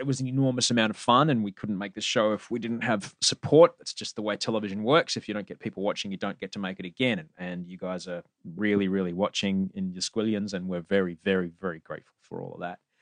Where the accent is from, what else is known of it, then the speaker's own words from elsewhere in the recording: Queensland, Australia; I grew up in Queensland